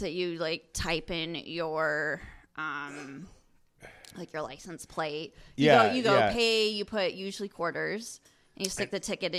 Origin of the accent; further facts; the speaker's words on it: Colorado, United States; also born or lived in Texas; now in Lincoln City, United States; I was born in Texas, but most of my life has been in Colorado